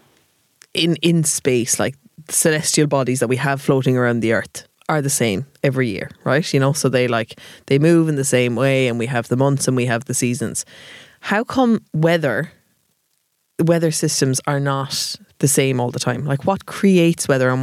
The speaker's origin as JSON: {"language": "English", "town": "Cork", "region": "Munster", "country": "Ireland", "moved": "yes", "lives_now": "Dublin, Ireland", "said": "I am from Cork"}